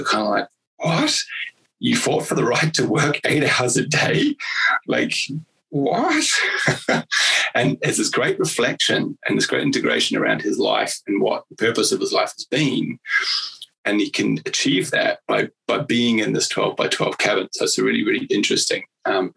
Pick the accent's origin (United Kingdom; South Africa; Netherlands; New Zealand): New Zealand; I'm a Kiwi